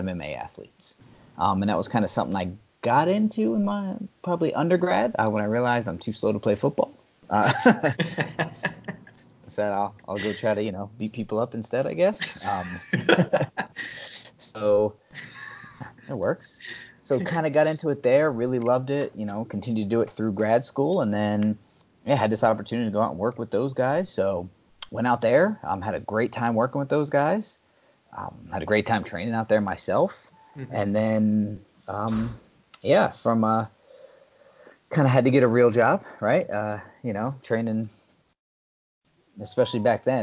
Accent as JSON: {"language": "English", "region": "New Jersey", "country": "United States", "tie": "born or raised there", "said": "I grew up in New Jersey"}